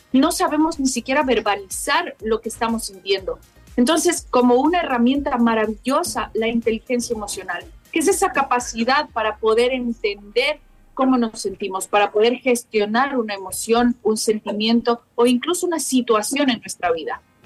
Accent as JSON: {"language": "Spanish", "country": "Ecuador", "moved": "yes", "lives_now": "Madrid, Spain", "said": "mi tierra maravillosa"}